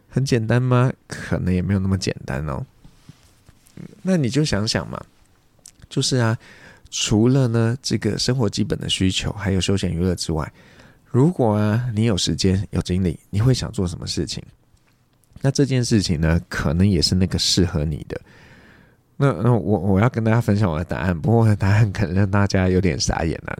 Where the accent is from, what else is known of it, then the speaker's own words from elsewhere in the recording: Taiwan; 台湾我们算是比较佛系的